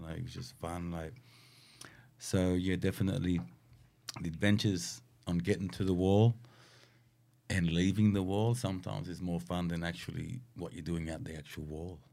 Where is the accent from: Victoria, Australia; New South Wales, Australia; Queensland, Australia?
New South Wales, Australia; Sydney; I'm from Miller, right? Miller, Southwest